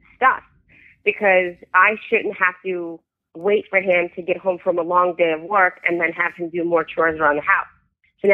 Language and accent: English; New York, United States; also born or lived in Soviet Union; I was born in the Soviet Union and I grew up in New York